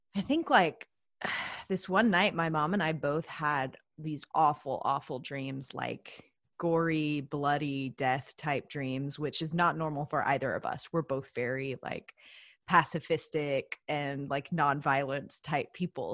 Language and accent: English; the South, United States; I'm also from the South, so I grew up going to church